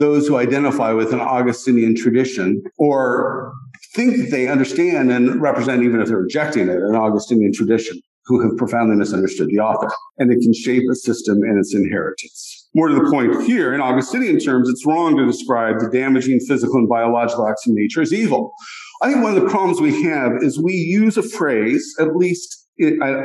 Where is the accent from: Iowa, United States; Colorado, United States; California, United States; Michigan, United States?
Colorado, United States; Colorado Rockies, United States; I grew up in the Colorado Rockies where there were many rattlesnakes